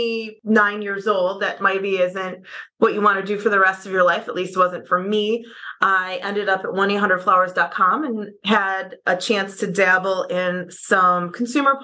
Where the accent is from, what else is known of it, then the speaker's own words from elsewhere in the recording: Oswego, New York, United States; also born or lived in Plattsburgh, New York / New Rochelle, New York; I am born and raised in Oswego, New York